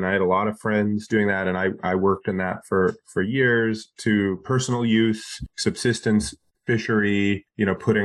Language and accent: English; Alaska, United States; I grew up in Alaska